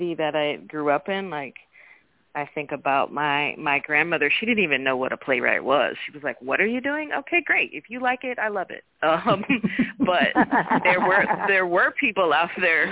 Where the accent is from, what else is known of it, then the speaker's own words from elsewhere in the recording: Oakland, California, United States; also born or lived in New Orleans; I moved from New Orleans back to Oakland where I'm from